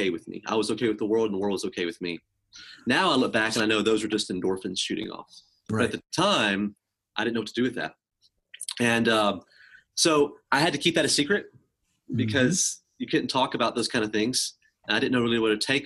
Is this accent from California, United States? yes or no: no; Mississippi, United States; also born or lived in Tehran, Iran; I grew up in Mississippi, but I was born in Iran